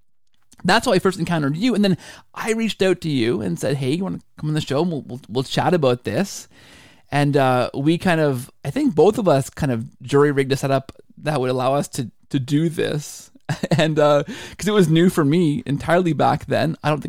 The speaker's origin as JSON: {"language": "English", "country": "Canada", "said": "You know, the Canadian in me, which is all of me because I'm fully Canadian"}